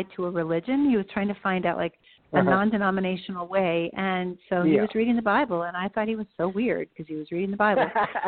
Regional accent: California, United States; moved away as an adult; also born or lived in Virginia / Ann Arbor, Michigan / Northwest United States; now in Nashville, United States; we moved to California when I was 10.

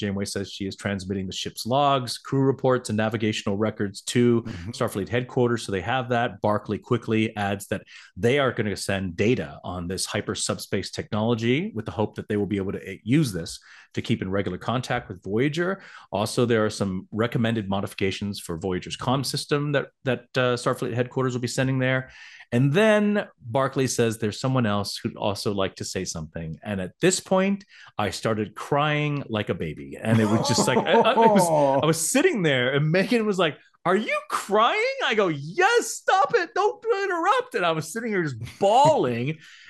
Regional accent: the South, United States; growing up in America as not Caucasian has been very difficult, especially living in the South.

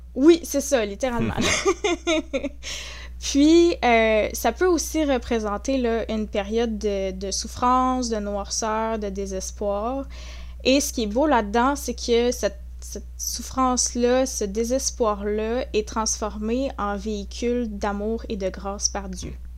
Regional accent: Saint-Hyacinthe, Quebec, Canada; also born or lived in La Tuque, Mauricie / Gatineau; j'ai passé euh, une grande majorité de ma vie à Saint-Hyacinthe, en Montérégie. Donc, euh, j'ai côtoyé un petit peu Montréal, la rive sud, tout ça. Donc, j'ai grandi là en grande partie

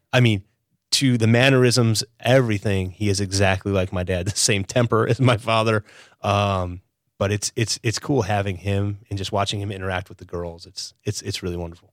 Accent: Chicago, Illinois, United States; moved away as an adult; also born or lived in Stevens Point, Wisconsin / Israel; now in Wilmington, United States; born and raised in Chicago

